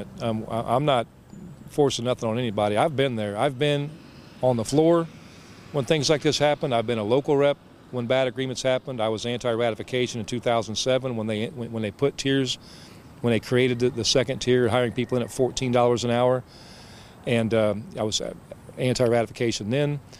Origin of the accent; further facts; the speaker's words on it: Central Indiana, United States; I come from Central Indiana.